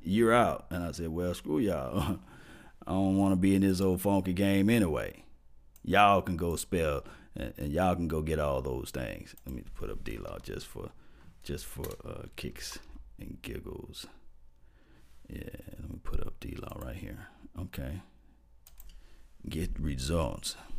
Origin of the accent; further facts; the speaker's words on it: Mississippi, United States; Y'all can tell I'm from Mississippi